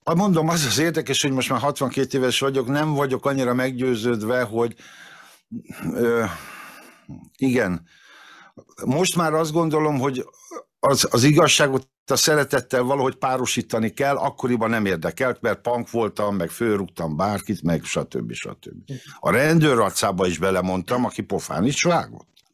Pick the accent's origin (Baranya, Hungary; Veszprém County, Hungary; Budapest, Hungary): Veszprém County, Hungary; Veszprém; moved away as an adult; also born or lived in Várpalota; Várpalotán születtem, de csak azért, mert ott vállalták a szülés, meg ott volt ismerős orvos, de lényegében mind a 18 évemet Veszprémbe töltöttem